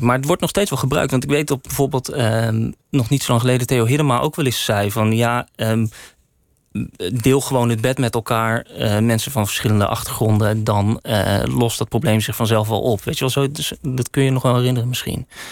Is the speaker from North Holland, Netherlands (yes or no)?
no; Woerden, Utrecht, Netherlands; moved away as an adult; also born or lived in Amsterdam; Ik kwam uit Woerden